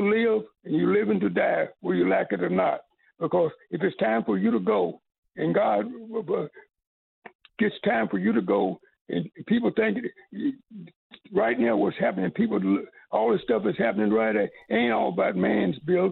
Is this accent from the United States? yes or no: yes; Paducah, Kentucky, United States; also born or lived in Texas; I'm from Paducah, Kentucky